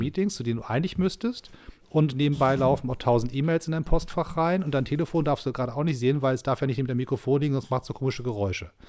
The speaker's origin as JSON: {"language": "German", "country": "Germany", "said": "als Deutscher"}